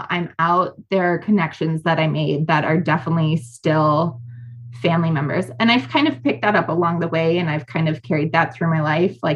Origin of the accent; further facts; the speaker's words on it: Wisconsin, United States; I chose to go to Madison because I'm from Wisconsin.